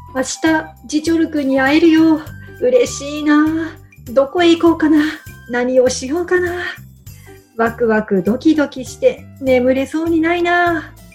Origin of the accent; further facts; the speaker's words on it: Nagano, Japan; moved away; 地元の長野